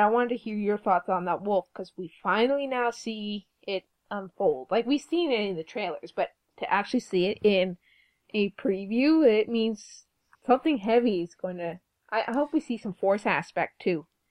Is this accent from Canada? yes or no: yes; Canada; We're Canadian.